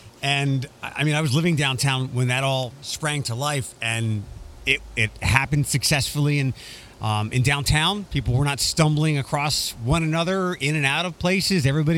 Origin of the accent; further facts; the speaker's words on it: Philadelphia, Pennsylvania, United States; now in Toledo, United States; I'm from Philadelphia originally.